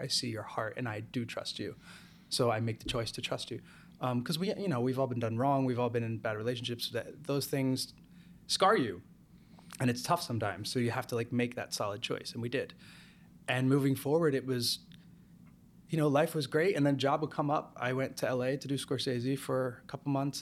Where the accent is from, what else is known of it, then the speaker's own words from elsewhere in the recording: New Jersey, United States; moved away as an adult; also born or lived in Los Angeles / Las Vegas; now in New York, United States; I grew up in Jersey